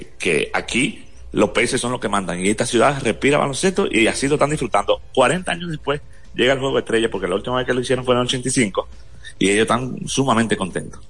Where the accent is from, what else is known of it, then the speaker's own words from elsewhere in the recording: Dominican Republic; Ya, ya nos reconoce como dominicano